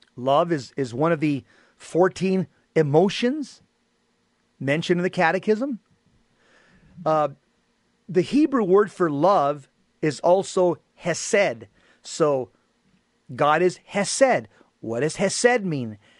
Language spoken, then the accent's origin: English; Los Angeles, California, United States; I was born in Los Angeles, California. My mom and dad are from Mexico.